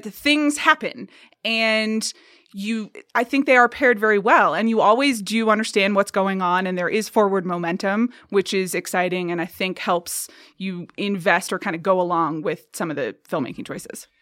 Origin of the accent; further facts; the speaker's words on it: Atlanta, Georgia, United States; moved away; I grew up in Atlanta, Georgia